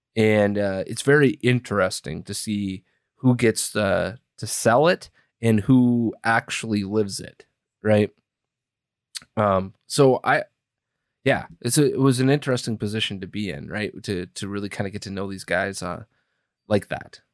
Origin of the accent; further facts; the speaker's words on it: Wisconsin, United States; moved away; also born or lived in Iowa; I grew up in Wisconsin, rooting for the Wisconsin Badgers